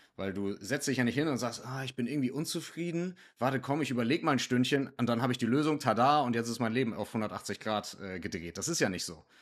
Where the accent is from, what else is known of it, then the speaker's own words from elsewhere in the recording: Northern Germany, Germany; first language German; also born or lived in Hamburg; Ich komme hier aus dem Norden von Deutschland